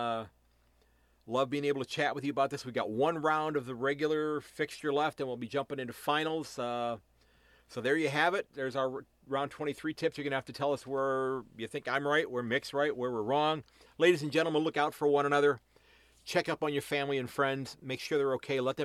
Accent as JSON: {"language": "English", "country": "United States", "said": "me as an American"}